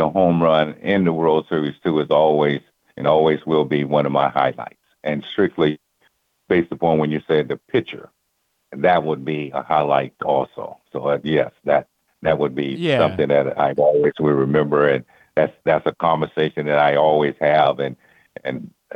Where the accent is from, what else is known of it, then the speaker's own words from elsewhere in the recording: California, United States; I'm from California